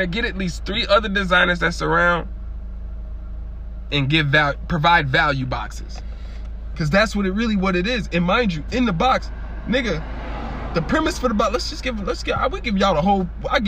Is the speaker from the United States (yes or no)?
yes; Springfield, United States; I was born in Springfield